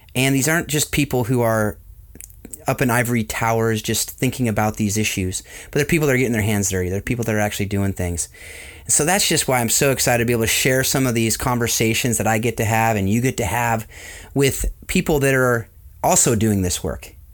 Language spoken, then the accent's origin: English; Southern California, United States; also born or lived in Atlanta; I was born and raised in Southern California